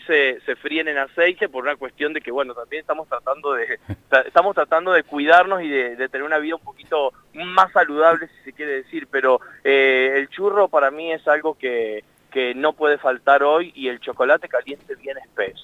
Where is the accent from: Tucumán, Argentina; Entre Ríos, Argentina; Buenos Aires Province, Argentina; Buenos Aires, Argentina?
Entre Ríos, Argentina; yo soy de Entre Ríos. Me recuerdo que mi abuela hacía locrada para toda la familia